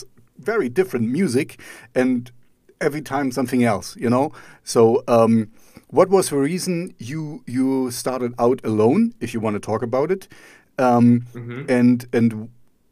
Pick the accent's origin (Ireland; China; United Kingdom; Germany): Germany; I'm German myself